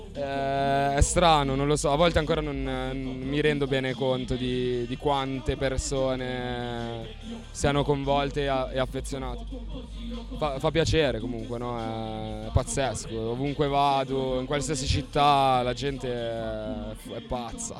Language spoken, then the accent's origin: Italian; Sesto San Giovanni, Lombardy, Italy; il 7 dicembre del 1992 a Sesto San Giovanni, che è una zona in periferia di Milano